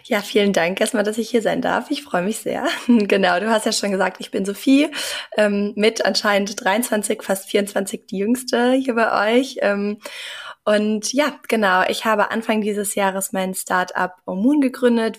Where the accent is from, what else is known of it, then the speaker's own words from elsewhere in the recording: Bonn, North Rhine-Westphalia, Germany; moved away as an adult; also born or lived in Mannheim / Norway; ich komme ursprünglich aus Bonn, habe da mein Abitur gemacht